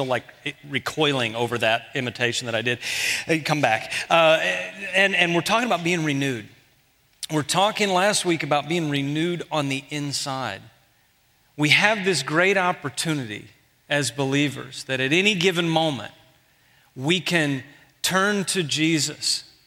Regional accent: Houston, Texas, United States; moved away; I'm from Houston

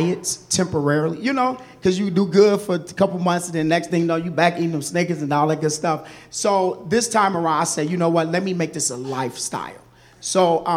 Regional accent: Kalamazoo, Michigan, United States; also born or lived in Chicago, Illinois; My family actually transitioned to Michigan, which I met Pastor Andrew. Kalamazoo, Michigan, so I was really raised in Kalamazoo

